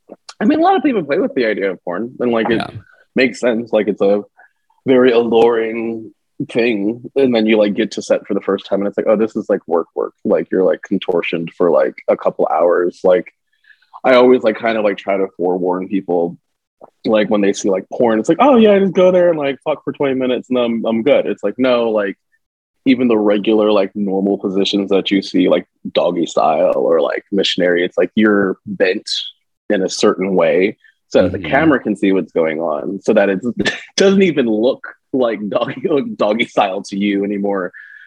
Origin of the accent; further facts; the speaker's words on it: New Jersey, United States; also born or lived in New York / Philadelphia / Central Pennsylvania / North Carolina; now in Las Vegas, United States; I'm from Jersey, which normally like as I like talk for long times, like my accent will come out because I'm from Jersey